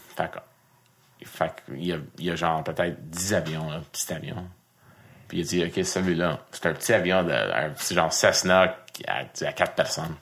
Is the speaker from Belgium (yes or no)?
no; Montreal, Quebec, Canada; Je viens de Saint-Léonard